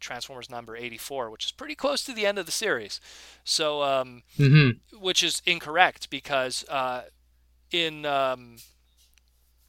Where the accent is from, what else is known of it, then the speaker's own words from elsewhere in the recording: Canada; I'm Canadian